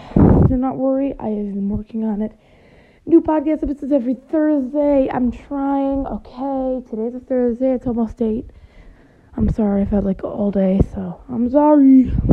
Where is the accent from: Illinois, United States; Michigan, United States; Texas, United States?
Michigan, United States; now in Indianapolis, United States; Now, I've lived in Michigan for most of my life, but then I moved to Indiana.